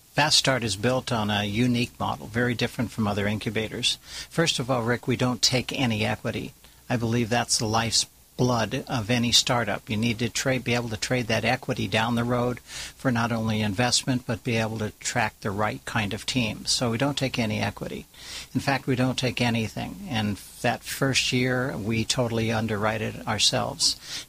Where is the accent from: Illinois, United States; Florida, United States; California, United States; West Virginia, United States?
California, United States; also born or lived in Orange County, California